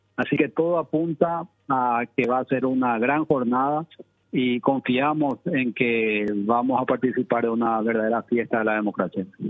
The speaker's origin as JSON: {"language": "Spanish", "country": "Paraguay", "said": "nosotros como paraguayos"}